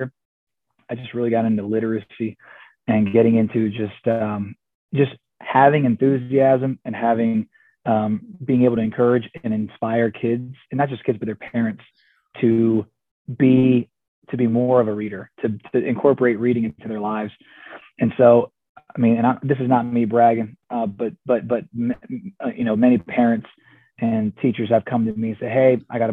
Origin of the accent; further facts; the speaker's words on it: Georgia, United States; I wasn't born, but I was raised in Georgia